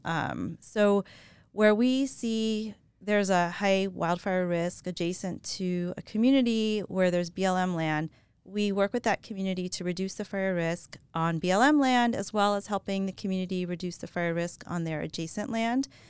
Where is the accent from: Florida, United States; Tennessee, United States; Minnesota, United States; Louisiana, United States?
Louisiana, United States; New Orleans; moved away as an adult; also born or lived in Colorado; I grew up in New Orleans, Louisiana